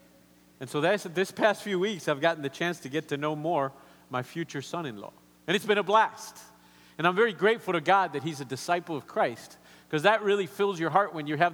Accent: Argentina; English is a second language; moved away; also born or lived in Colombia; growing up in Argentina

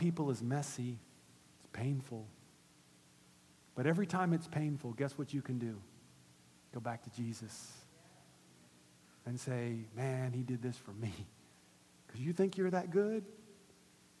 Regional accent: Gainesville, United States; my hometown in Gainesville

